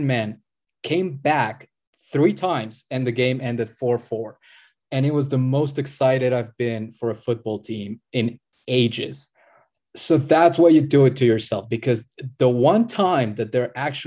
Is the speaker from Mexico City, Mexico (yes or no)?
no; Puebla, Mexico; my hometown team, Club Puebla